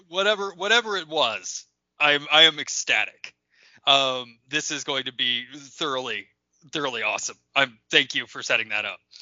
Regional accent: Lebanon, Ohio, United States; I grew up in Lebanon, Ohio, small town

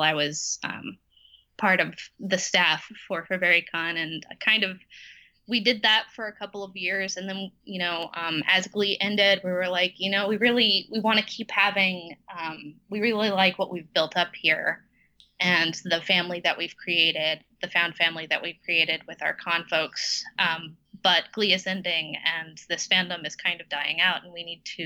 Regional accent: Texas, United States; we're from Texas, so this is a red state

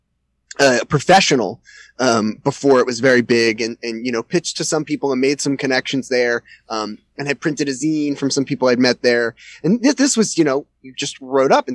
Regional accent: around New York City, United States; I grew up around New York City

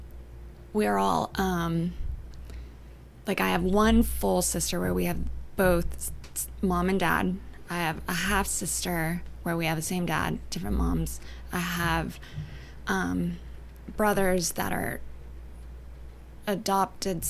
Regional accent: Humboldt County, Northern California, United States; moved away as an adult; also born or lived in Victoria, British Columbia, Canada / Los Angeles, California; now in Savannah, United States; I grew up in California, but in Northern California, in Humboldt County, to be exact, which is super north

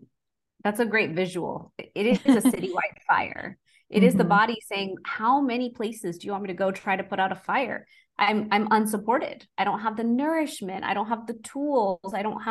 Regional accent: India; growing up in Indian household, we have something called a masal dhani. It's like a round little box with all our Indian spices in there.

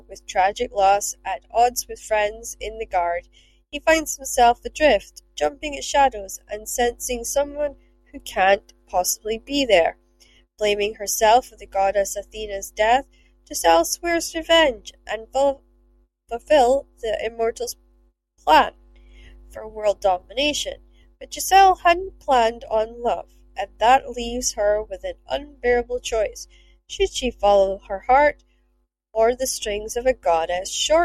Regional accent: Scotland, United Kingdom; accent: Scottish; I am Scottish

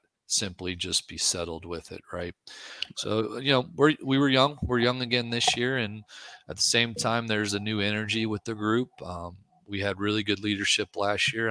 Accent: New Orleans, Louisiana, United States; now in Texas, United States; I'm from New Orleans

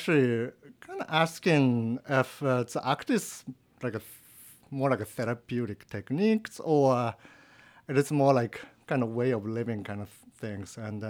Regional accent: Japan; English is a second language; moved away as an adult; now in United States; I'm from Japan. So I was born like in 1974. And then when I was 18, like in 1993, I decided to come into the States is a good idea.

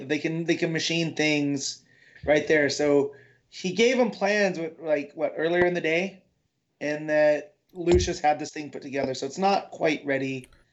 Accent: United States; I am American.

